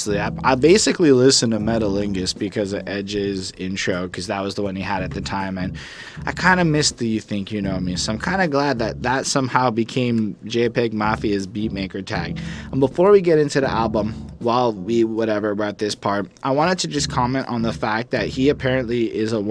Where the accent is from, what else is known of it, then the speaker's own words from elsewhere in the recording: Canada; I'm a Canadian.